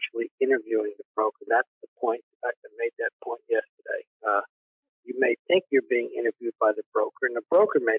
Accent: East Coast, United States; now in Texas, United States; I basically was born and raised in the East Coast, went to college on the East Coast.

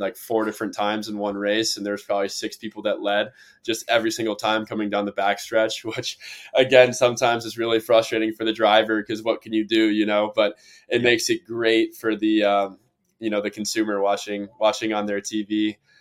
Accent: Cincinnati, Ohio, United States; I'm from Cincinnati region

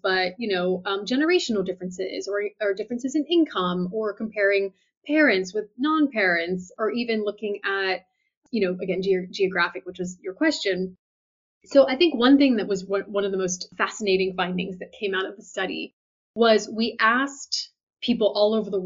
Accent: United States; I'm an American

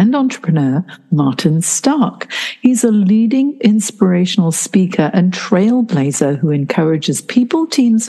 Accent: Hong Kong; I grew up in Hong Kong, which was, you know, like bright lights, big city as well

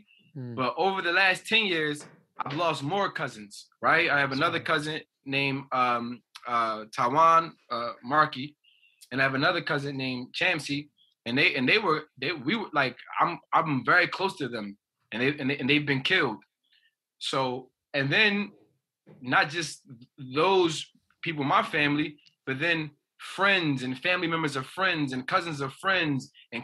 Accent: New Jersey, United States; I'm from New Jersey, that's the East Coast of America

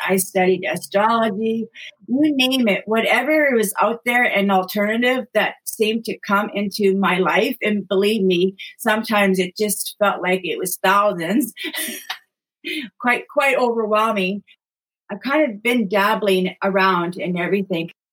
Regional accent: Thunder Bay, Ontario, Canada; moved away as an adult; also born or lived in British Columbia; now in Queens County, Nova Scotia, Canada; I'm actually originally from Thunder Bay, Ontario. That's where I was born and raised. I lived there until I was about 37 years old

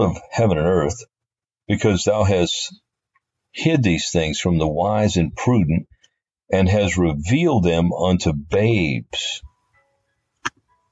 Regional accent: New Orleans, Louisiana, United States; I was born and raised in Louisiana, New Orleans

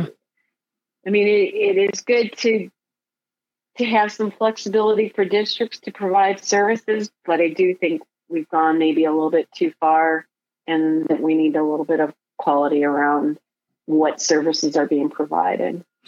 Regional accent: Michigan, United States; moved away as an adult; also born or lived in Texas / San Antonio; now in Ohio, United States; being from the Midwest, uh, I grew up in Michigan

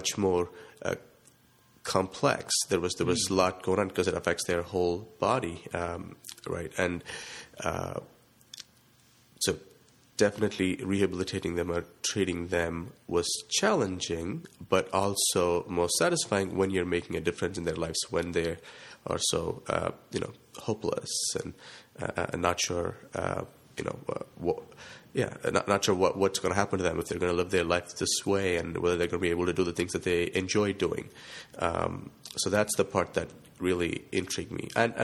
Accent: India; moved away as an adult; now in Delaware, United States; I'm originally from India

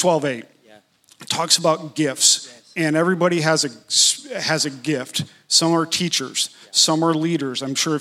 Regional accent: Atlanta, Georgia, United States; I was from Atlanta

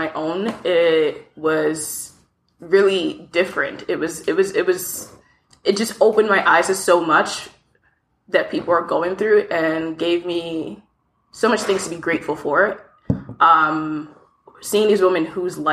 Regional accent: DMV area, DC, Maryland, United States; moved away as an adult; also born or lived in Lagos, Nigeria; now in Toronto, Canada; I grew up mostly in the DMV area, DC, Maryland to be specific

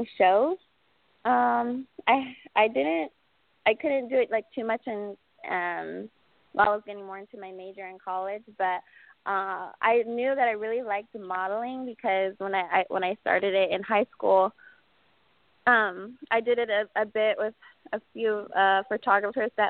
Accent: Palmdale, California, United States; also born or lived in Las Vegas, Nevada; born and raised in California, in Palmdale, California.

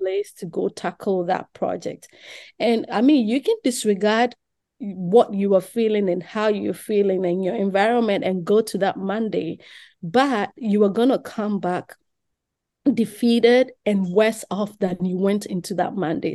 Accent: Accra, Greater Accra, Ghana; moved away; I grew up in Ghana, Accra, Ghana, West Africa

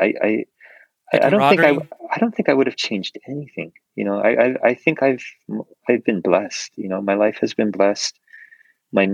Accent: Maui, Hawaii, United States; growing up on Maui

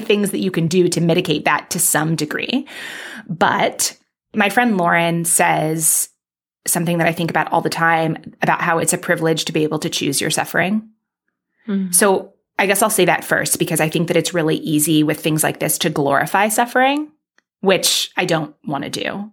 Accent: New York City, New York, United States; I grew up in Manhattan

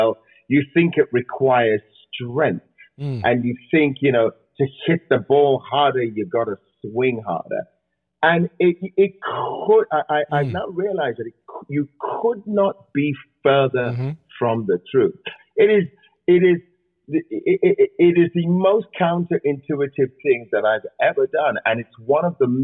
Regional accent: England, United Kingdom; I grew up watching that in England

